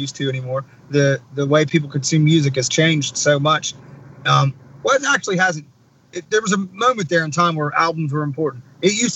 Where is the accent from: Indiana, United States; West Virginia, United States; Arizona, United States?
West Virginia, United States; I'm from West Virginia.